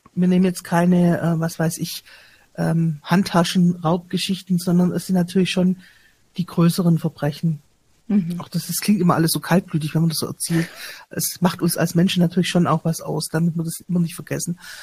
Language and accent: German; Stuttgart, Baden-Württemberg, Germany; als Stuttgarterin miterlebt